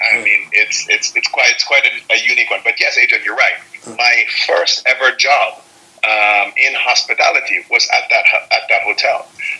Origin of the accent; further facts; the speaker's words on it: Jamaica; moved away; also born or lived in Miami; growing up in Jamaica.